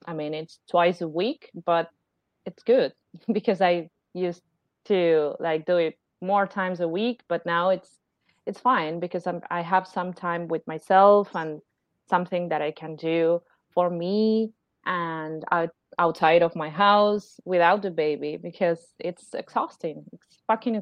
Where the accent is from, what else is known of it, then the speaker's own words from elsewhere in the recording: Argentina; I'm from Argentina